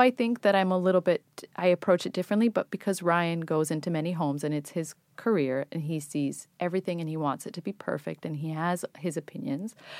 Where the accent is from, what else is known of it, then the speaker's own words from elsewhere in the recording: Athens, Attica, Greece; moved away as an adult; also born or lived in New York, United States / England; now in United States; I was born in New York, but I grew up in Greece, in, in Athens, Greece, and I went to college in England